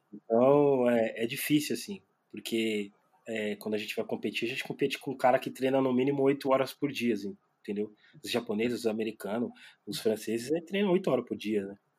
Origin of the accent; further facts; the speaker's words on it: São Paulo, Brazil; sou da Zona Leste de São Paulo